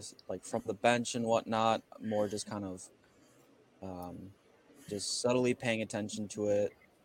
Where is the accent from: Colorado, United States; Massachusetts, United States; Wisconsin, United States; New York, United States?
Wisconsin, United States; I am also from Wisconsin.